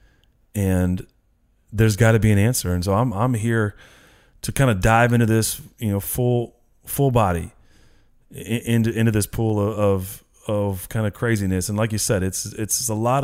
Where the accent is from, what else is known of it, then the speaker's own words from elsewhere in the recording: Northern California, United States; I actually grew up in what some might say is somewhat the epicenter as far as California in the Bigfoot sightings, I'm from Northern California